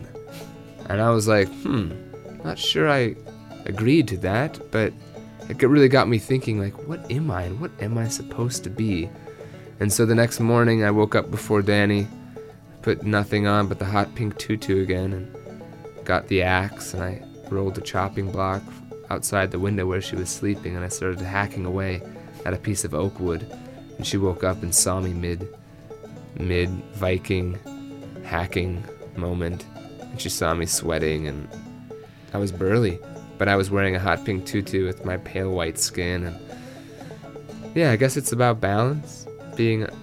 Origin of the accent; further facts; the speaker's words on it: United States; we're from the United States